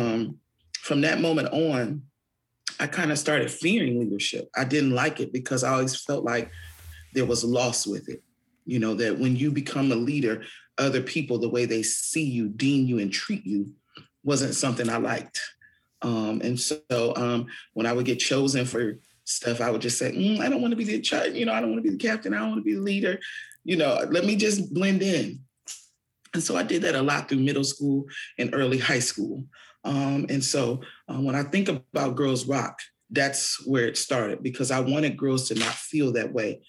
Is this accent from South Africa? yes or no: no; Fort Wayne, Indiana, United States; I'm from Fort Wayne, born and raised.